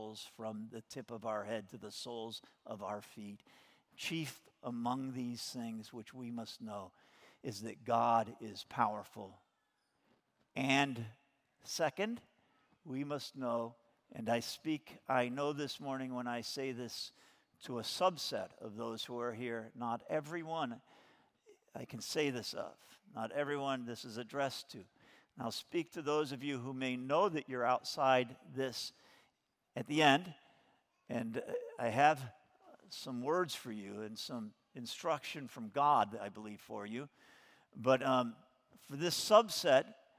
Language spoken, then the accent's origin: English; United States; as an American, I was not born a Christian